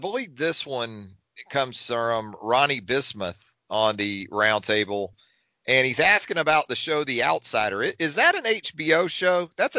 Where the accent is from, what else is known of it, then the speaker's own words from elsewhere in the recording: North Florida, United States; now in Tuscaloosa, United States; I grew up in North Florida, okay? So we didn't have barbecue like we have here in Tuscaloosa.